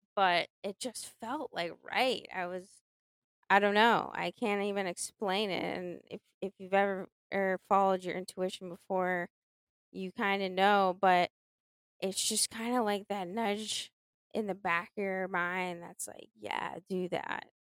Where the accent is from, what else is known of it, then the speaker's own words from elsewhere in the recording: Boston, Massachusetts, United States; I'm from Boston